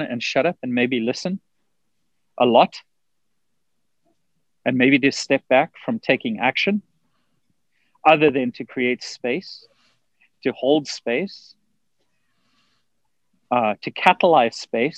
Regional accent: South Africa; moved away as an adult; now in United States; I grew up in South Africa. I left South Africa in 2000

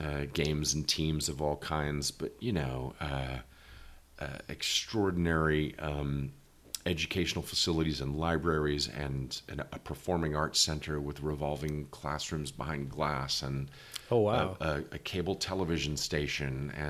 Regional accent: Tulsa, Oklahoma, United States; moved away; also born or lived in Jenks, Oklahoma; And I grew up in Tulsa, Oklahoma, which is right smack dab in the middle of the heartland.

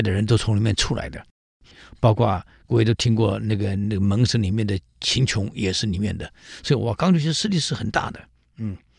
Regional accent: Taiwan; 在大陆的历史课本有提，我们台湾人没提过啊

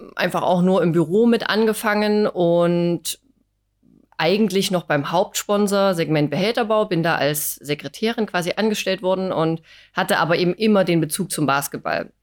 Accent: Dresden, Saxony, Germany; moved away as an adult; also born or lived in Chemnitz; now in Wolmirstedt, Germany; bin äh, gebürtige Dresdnerin

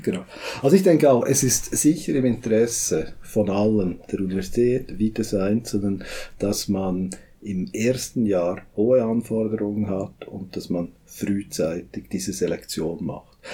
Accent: Switzerland; bei uns in der Schweiz

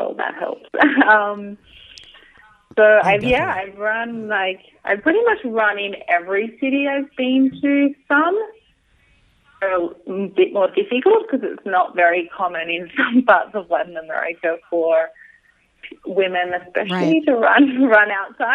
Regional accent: Sydney, New South Wales, Australia; moved away as an adult; also born or lived in New York; I'm from Sydney. I grew up there, and then I lived in New York for the past 2.5 years

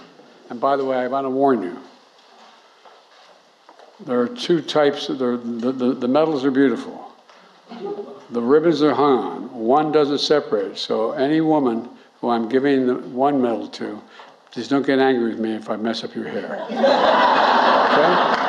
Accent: Delaware, United States; a cherished son of my home state of Delaware

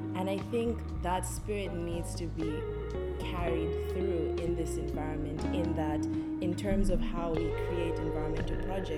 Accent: Zambia; moved away as an adult; also born or lived in California; now in United States; I am from Zambia, and I've been in the US since 2018 because I did my undergrad in California.

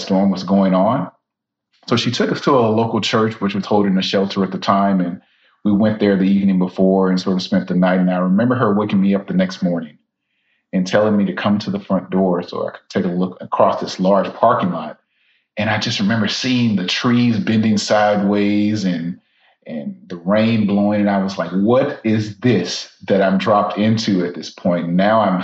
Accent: Baton Rouge, Louisiana, United States; now in Tallahassee, United States; I'm originally from South Louisiana, Baton Rouge, Louisiana

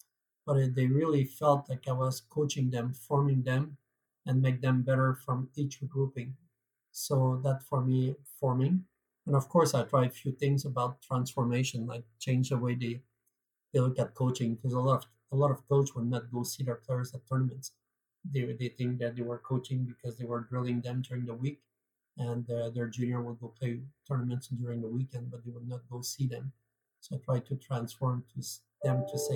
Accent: Canada; accent: French Canadian; moved away as an adult; now in United Kingdom; for those who wonder what type of accent I am, I'm French Canadian. So I come from Canada

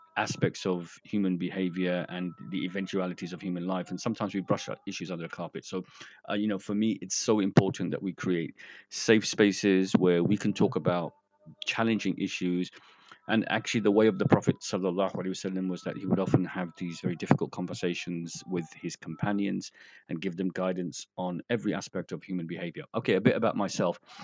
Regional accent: London, United Kingdom; moved away as an adult; also born or lived in Bradford; I'm from London, uh, you know, I've been working in Bradford for nearly, you know, like I said, 30 years

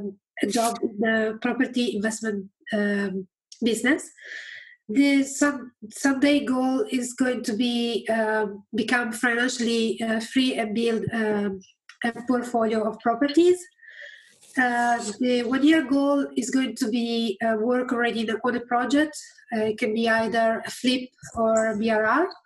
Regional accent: Reading, South East England, United Kingdom; like Richard just said. I'm from Reading.

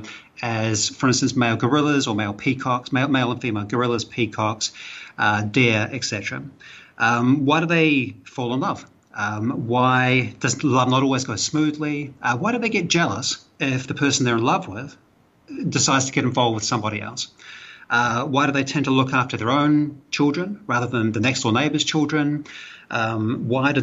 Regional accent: New Zealand; accent: Kiwi; moved away as an adult; now in Malaysia; I'm a Kiwi. I'm from New Zealand originally. That's where my accent's from, if you're trying to place the accent.

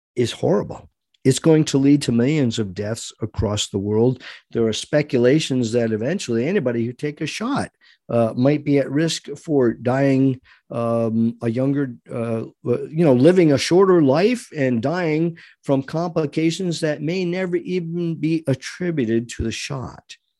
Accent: United States

